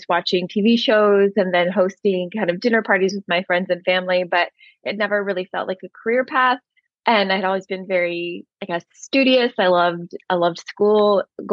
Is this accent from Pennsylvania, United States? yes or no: no; Southern California, United States; moved away as an adult; also born or lived in New York City; I grew up in Southern California, but then I spent most of my adulthood on the East Coast of the U.S.